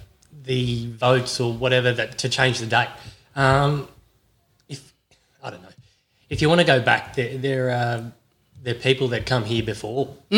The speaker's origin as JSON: {"language": "English", "country": "Australia", "said": "yes, we are Australian here."}